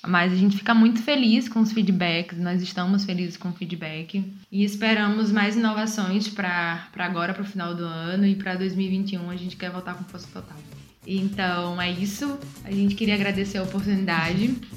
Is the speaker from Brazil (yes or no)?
yes; Aracaju, Sergipe, Brazil; moved away as an adult; now in Portugal; sou brasileira, sou de Aracaju, Sergipe e moro aqui em Portugal basicamente mais dois anos